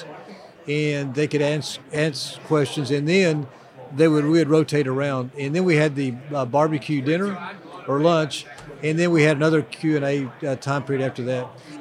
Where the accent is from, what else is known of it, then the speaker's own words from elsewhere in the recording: Dallas, Texas, United States; This is my hometown.